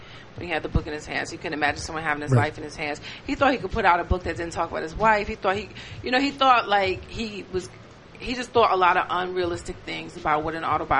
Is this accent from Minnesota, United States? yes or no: no; Detroit, Michigan, United States; I'm from Detroit.